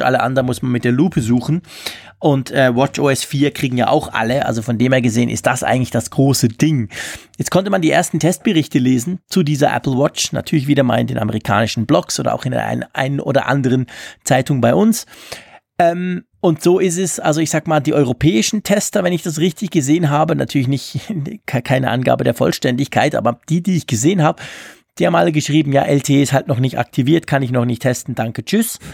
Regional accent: Switzerland; bei uns in der Schweiz

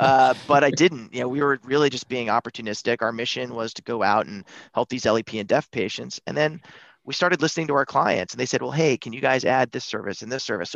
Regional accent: Buffalo, New York, United States; I grew up in Buffalo, New York

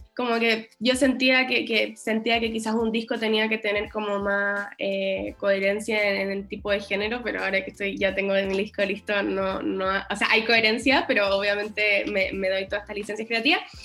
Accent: Chile; los chilenos quizás somos más tímidos

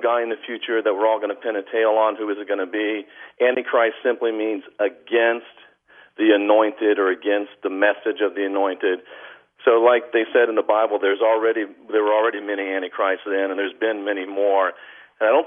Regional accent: United States; I'm an American

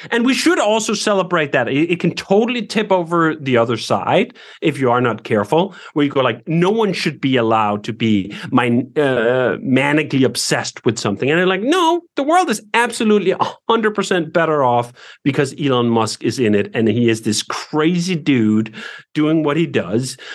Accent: Denmark; moved away as an adult; now in United States; growing up in Denmark

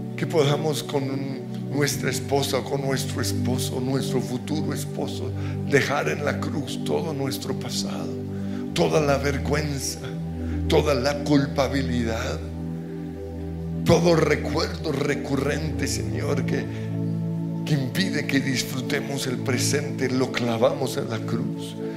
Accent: Colombia

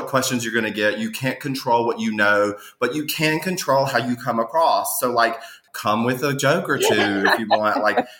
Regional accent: Mississippi, United States; moved away as an adult; also born or lived in Memphis; now in New York City, United States; I'm from Mississippi

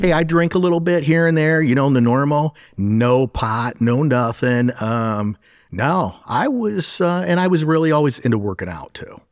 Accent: Sandusky County, Ohio, United States; My father actually was, um, he's now a retired captain of the Sandusky County Sheriff's Office

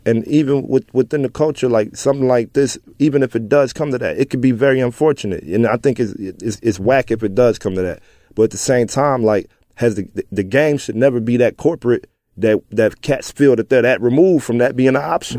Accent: Pine Lawn, Missouri, United States; also born or lived in Dellwood, Missouri; I'm from North County

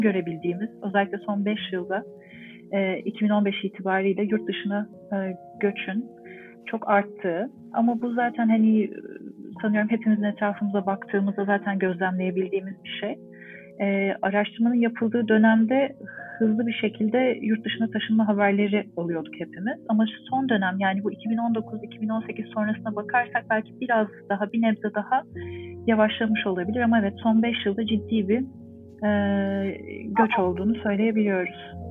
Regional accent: Ankara, Turkey; moved away as an adult; also born or lived in Istanbul; now in Montreal, Canada; Ankaralıyım. Ankara'da doğdum, büyüdüm, okudum

